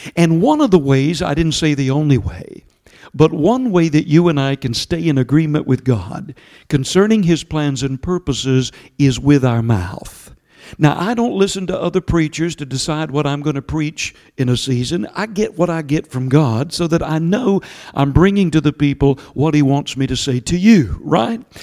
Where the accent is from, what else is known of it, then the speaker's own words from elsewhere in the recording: Georgia, United States; accent: southern; my southern accent from Georgia